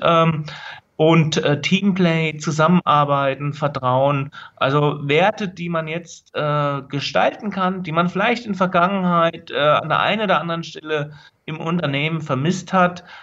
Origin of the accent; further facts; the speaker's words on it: Linden, Hesse, Germany; now in Berlin, Germany; aufgewachsen bin ich in Linden. Das ist ein kleines Dorf, eine kleine Stadt in der Nähe von Gießen